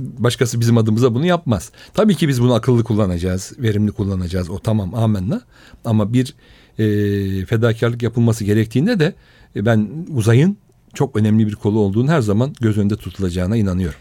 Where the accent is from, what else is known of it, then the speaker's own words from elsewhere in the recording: Istanbul, Turkey; also born or lived in Rize / Berlin; Üsküdar doğumluyum ben. Aslen Rizeliyim.